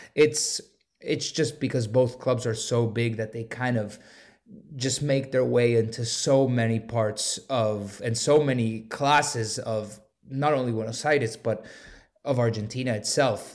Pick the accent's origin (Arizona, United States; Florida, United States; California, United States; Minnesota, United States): Florida, United States; Miami; I grew up in Miami, um, so I was born and raised in Miami